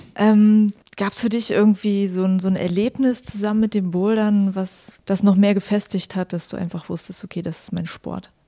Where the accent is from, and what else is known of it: Mecklenburg-Vorpommern, Germany; moved away